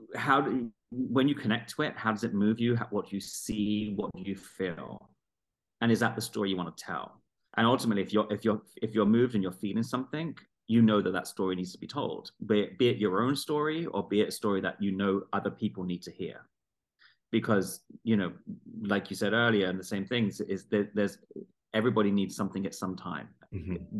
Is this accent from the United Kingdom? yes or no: yes; London, United Kingdom; i'm from london south london